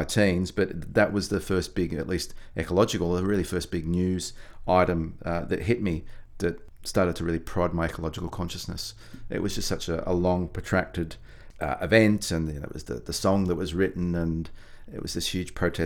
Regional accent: Melbourne, Victoria, Australia; I'm from Naam, which is the Boon Wurrung word for Melbourne

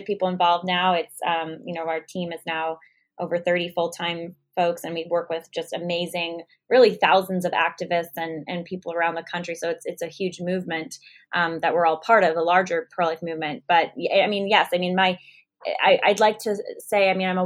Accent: California, United States; I'm from California, started Live Action in San Jose

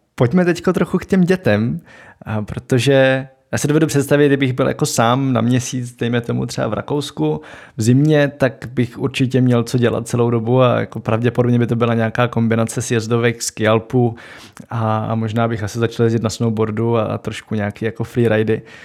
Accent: Moravia, Czechia; tady na Moravě máme hody

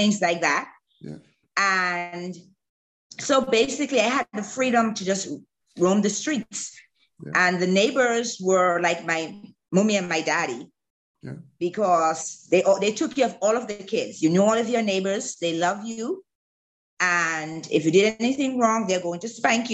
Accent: Bahamas; moved away as an adult; also born or lived in Alabama; I had a really great time growing up in the Bahamas as a kid.

